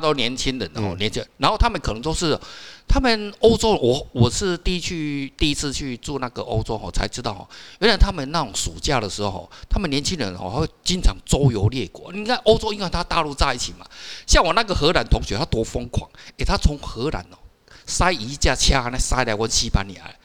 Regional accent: Taiwan; 我是台湾人

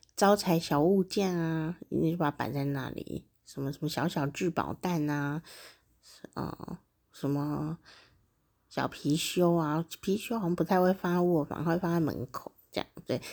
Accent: Taichung, Taiwan; 台中是我家乡嘛，哦，台湾台中

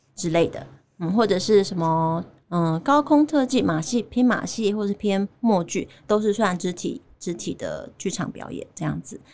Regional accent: Chiayi, Taiwan; accent: Taiwanese; moved away as an adult; also born or lived in Kaohsiung / United States; 我有舞蹈跟戏剧的背景，就是嗯，呃，我是嘉义土生土长，然后我是高中的时候念嘉义舞蹈舞蹈，诶，嘉义女中的舞蹈班嗯。那大学的时候在中山大学的剧场艺术学系当表演者

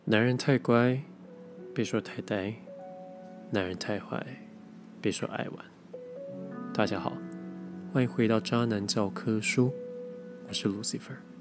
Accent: Taiwan; 因为就是我们台湾人讲话有的时候过于模糊

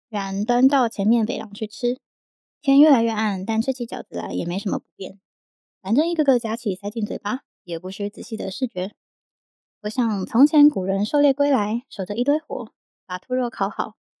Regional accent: Yilan, Yilan County, Taiwan; moved away; 我以前在宜兰长大

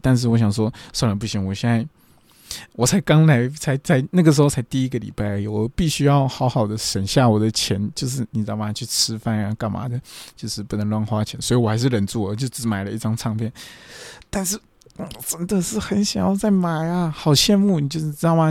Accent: Taiwan; moved away as an adult; now in Japan; 我是台湾人，日文没有那么的厉害

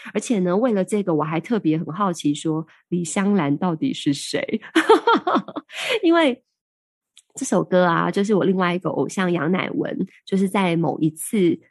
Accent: Taiwan; 我们台湾人

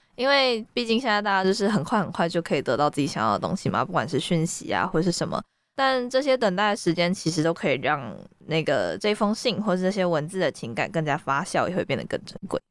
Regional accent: Taiwan; 身为一个台湾人

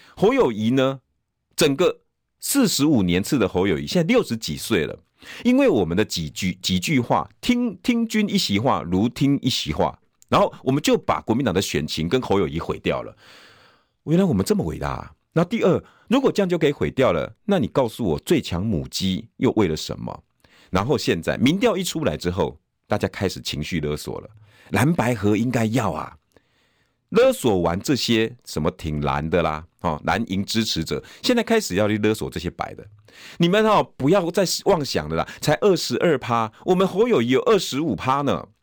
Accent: New Taipei, Taiwan; 我的故乡新北市

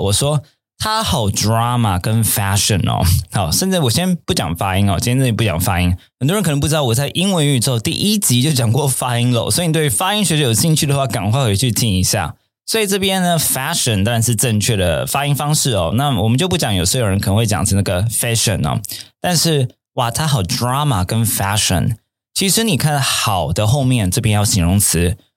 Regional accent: Taipei, Taiwan; 以前我在，呃，天母长大的，小时候天母长大的

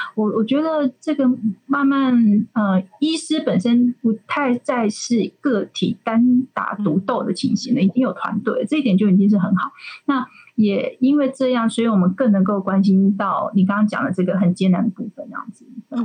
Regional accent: Kaohsiung, Taiwan; 我高雄人嘛

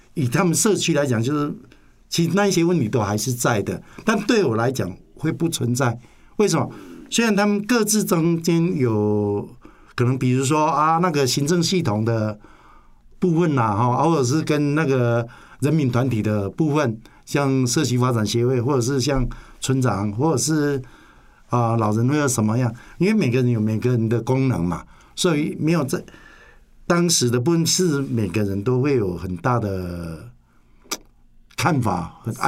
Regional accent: Nantou County, Taiwan; 因为我是本地的人

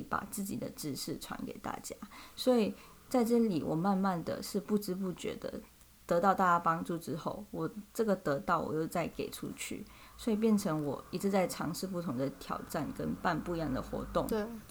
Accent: Malaysia; moved away as an adult; now in Taiwan; 我是来自马来西亚

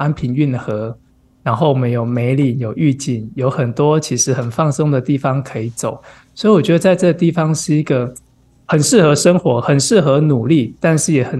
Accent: Pingtung County, Taiwan; now in Tainan, Taiwan; 我屏东人。

